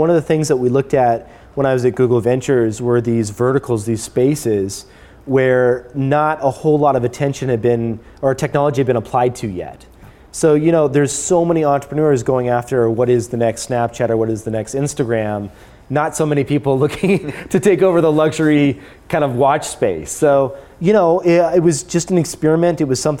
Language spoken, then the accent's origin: English; Las Vegas, Nevada, United States; moved away as an adult; also born or lived in California / San Francisco; I was living in Las Vegas at the time. Okay. My family moved out there when I was young.